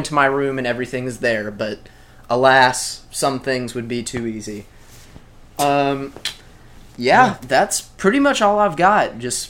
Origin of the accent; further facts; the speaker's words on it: Brookhaven, Mississippi, United States; I went back to my hometown of Brookhaven, Mississippi, and I'd mostly been chilling there.